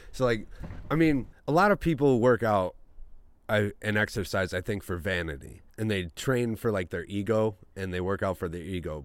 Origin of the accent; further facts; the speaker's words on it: Rhinelander, Wisconsin, United States; also born or lived in Culver City, California; I was born in Culver City, California, but then I moved oh. to Rhinelander, Wisconsin, because uh, my dad, my birth father, got a job out there. Um, so he we moved out there when I was young.